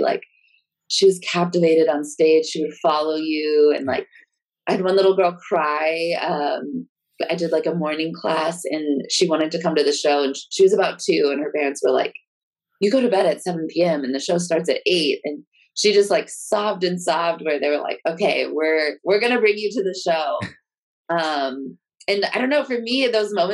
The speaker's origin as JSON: {"language": "English", "region": "Texas", "country": "United States", "tie": "born or raised there", "said": "I grew up in Texas"}